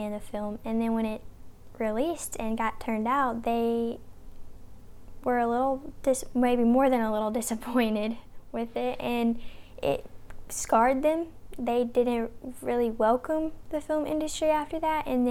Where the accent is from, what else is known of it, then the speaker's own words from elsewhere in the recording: Raven County, Appalachia, United States; we're people from Appalachia in Raven County